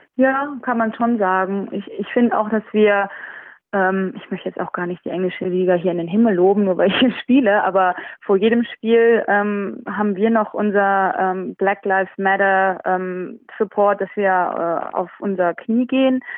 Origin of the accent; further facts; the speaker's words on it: Düsseldorf, North Rhine-Westphalia, Germany; moved away as an adult; also born or lived in France; now in England; meine Heimat ist ja trotzdem Düsseldorf und meine Familie noch da lebt